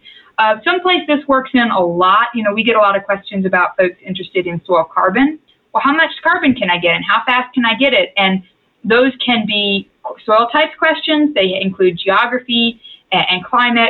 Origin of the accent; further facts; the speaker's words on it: Texas, United States; I was raised in Texas